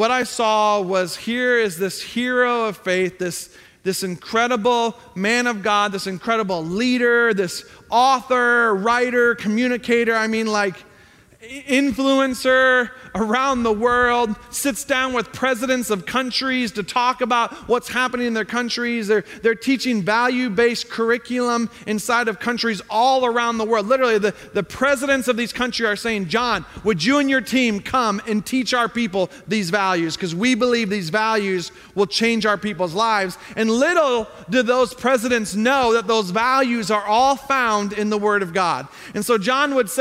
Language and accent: English; Zion, Illinois, United States; I grew up north of Chicago in Zion, Illinois